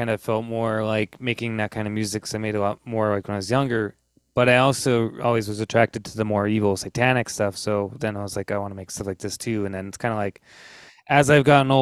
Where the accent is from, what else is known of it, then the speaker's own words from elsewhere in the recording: United States; I am American